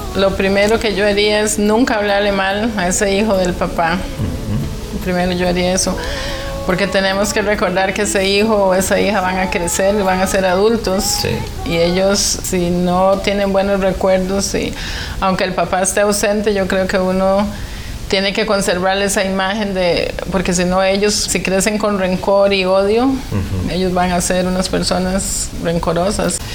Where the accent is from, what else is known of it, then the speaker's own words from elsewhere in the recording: San José, Costa Rica; yo nací en San José, Costa Rica y somos siete hermanos. Yo soy la número tres y crecí